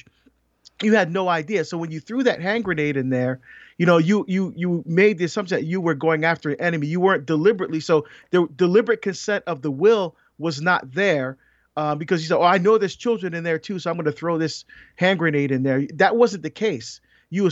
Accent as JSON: {"language": "English", "area": "near Paterson", "region": "New Jersey", "country": "United States", "tie": "born or raised there", "said": "Patterson, New Jersey, which is near where I grew up"}